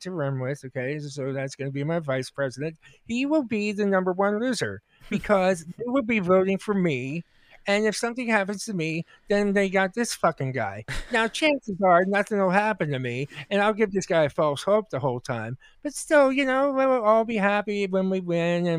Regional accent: United States; as American citizens

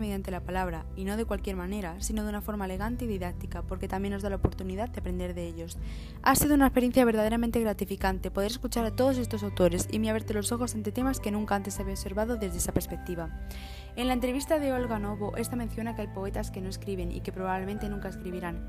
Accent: Extremadura, Spain; accent: Extremaduran; yo haber aspirado una S o de haber dicho una palabra típica de Extremadura

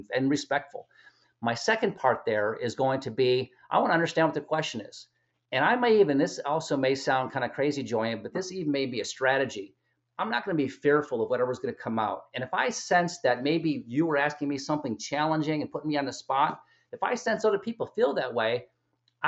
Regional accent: Chicago, Illinois, United States; I'm from Chicago, Illinois.

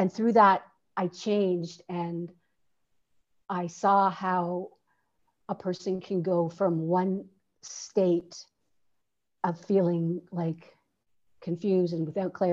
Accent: Canada; moved away as an adult; also born or lived in Toronto, Canada; now in Santiago, Chile; I'm Canadian, and I'm currently living in Santiago, Chile

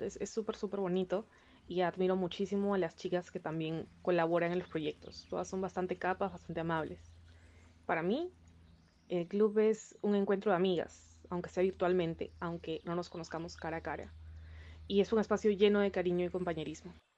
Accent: Peru; soy peruana

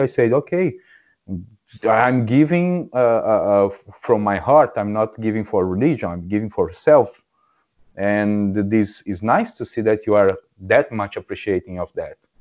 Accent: Brazil; English is a second language; moved away; I'm from Brazil

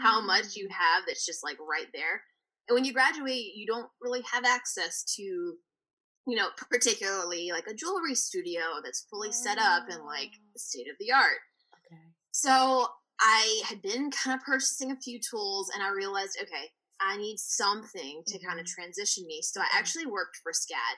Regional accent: Virginia, United States; moved away as an adult; now in Savannah, United States; I'm from Virginia, and I grew up, born and raised there

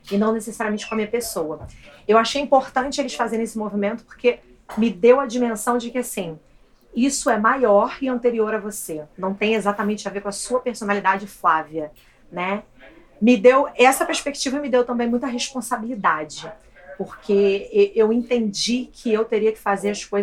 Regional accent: Rio de Janeiro, Brazil; moved away as an adult; now in New York, United States; sou nascida e criada no Vidigal, no Rio de Janeiro. É, moro aqui em Nova York há quatro anos.

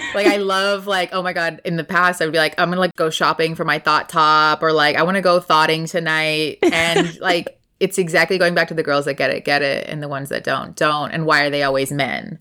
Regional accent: Texas, United States; moved away as an adult; also born or lived in Los Angeles; Born, raised here

